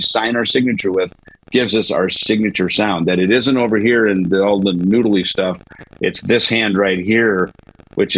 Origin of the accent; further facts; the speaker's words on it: Minnesota, United States; I was the guy growing up in Minnesota, because I grew up on a farm